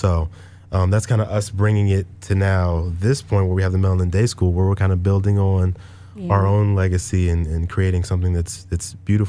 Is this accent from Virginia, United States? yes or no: yes; Southern Virginia, United States; moved away; I'm from Southern Virginia. So my area is like Virginia Beach, Portsmouth. We call it 757. That's where I'm from. That's where my family's from.